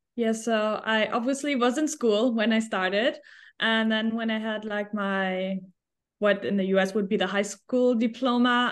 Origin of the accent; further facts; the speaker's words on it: Germany; English is a second language; moved away as an adult; also born or lived in Switzerland / New Zealand / Australia / United States; I am originally from Germany